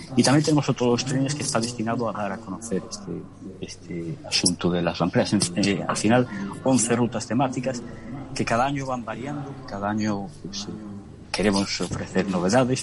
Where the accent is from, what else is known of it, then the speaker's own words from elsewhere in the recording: Galicia, Spain; soy un gallego por genética, pero soy un gallego sobre todo por elección sentimental